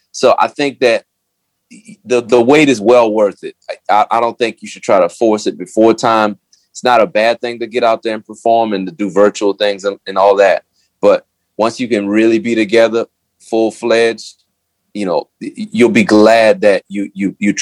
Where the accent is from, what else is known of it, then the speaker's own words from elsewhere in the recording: New Orleans, Louisiana, United States; I'm from New Orleans